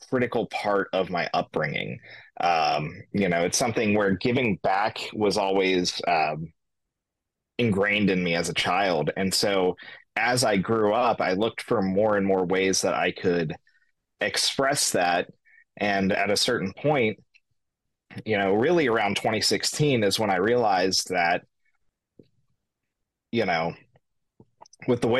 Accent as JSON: {"language": "English", "region": "Kentucky", "country": "United States", "tie": "born or raised there", "moved": "as an adult", "lives_now": "Aurora, United States", "said": "I was born in Kentucky, raised by a single mother"}